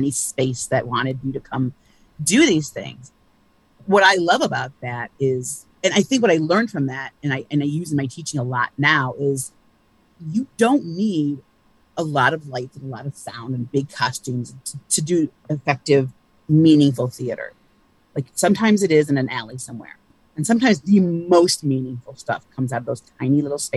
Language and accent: English; Ann Arbor, Michigan, United States; moved away; also born or lived in Cincinnati; I grew up in Ann Arbor, Michigan.